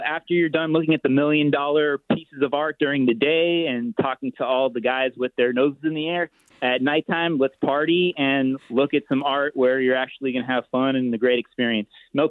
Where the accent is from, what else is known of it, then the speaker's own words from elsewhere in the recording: Los Angeles, California, United States; I grew up in Los Angeles and I studied at CalArts as well.